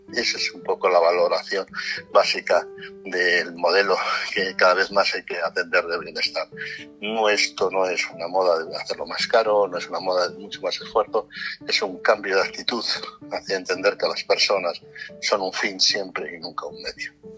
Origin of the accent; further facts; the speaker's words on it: Castile and León, Spain; moved away; todos los castellanos que estamos por todo el mundo